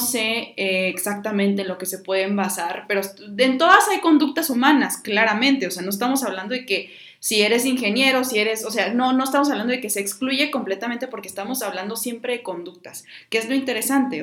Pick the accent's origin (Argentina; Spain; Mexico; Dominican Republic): Mexico; como ciudadanos, como mexicanos